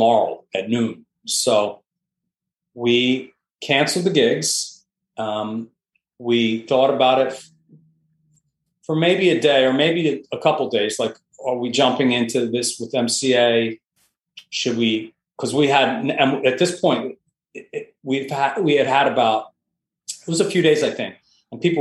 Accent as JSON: {"language": "English", "region": "Delaware", "country": "United States", "also_born_or_lived": "Boston / New York", "moved": "yes", "said": "I come from Delaware originally"}